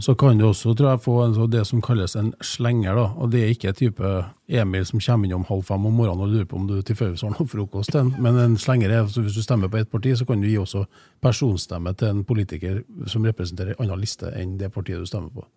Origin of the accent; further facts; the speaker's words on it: Trondheim, Trøndelag, Norway; Jeg er jo eier fra Trondheim, eller i hvert fall det som nå har blitt Trondheim, da, med Klæbu, der jeg har brukt mesteparten av oppveksten min